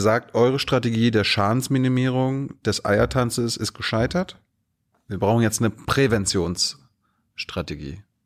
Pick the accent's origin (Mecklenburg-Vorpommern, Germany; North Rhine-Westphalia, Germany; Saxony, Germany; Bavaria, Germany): Mecklenburg-Vorpommern, Germany; also born or lived in Malchin; now in Berlin, Germany; ich komme aus MacPom